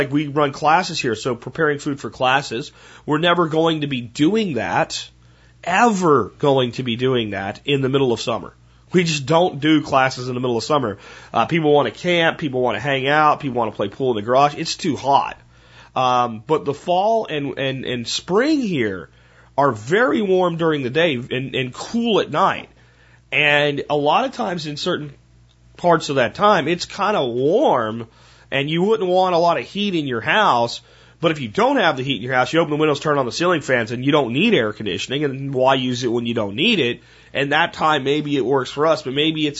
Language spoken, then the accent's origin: English; Northeast, United States; moved away; where I grew up in the Northeast